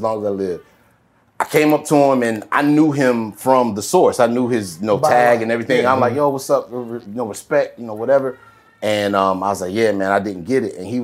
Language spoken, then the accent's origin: English; the South, United States; we're from the South